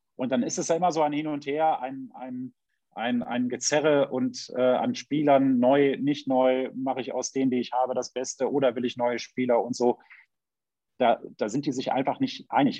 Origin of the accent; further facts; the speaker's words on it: Düsseldorf, North Rhine-Westphalia, Germany; ich komme aus Düsseldorf